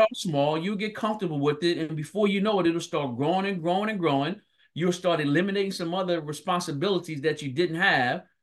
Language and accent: English; Philadelphia, Pennsylvania, United States; I grew up born and raised in North Philadelphia.